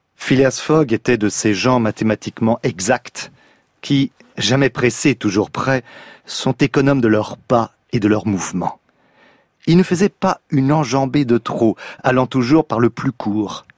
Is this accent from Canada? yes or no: no; Nantes, Pays de la Loire, France; ma ville natale, Nantes